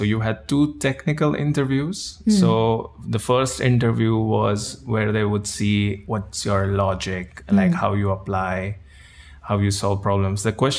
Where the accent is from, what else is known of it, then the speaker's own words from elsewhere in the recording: India; moved away as an adult; now in Netherlands; I'm from India. I live in the Netherlands now for about 6 years. I came here for my master's